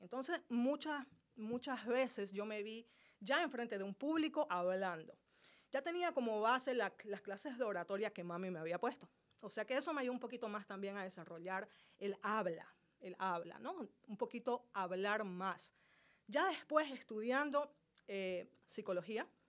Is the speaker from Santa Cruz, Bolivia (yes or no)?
yes; Santa Cruz de la Sierra, Santa Cruz, Bolivia; Yo soy boliviana, nací en la ciudad de Santa Cruz, Bolivia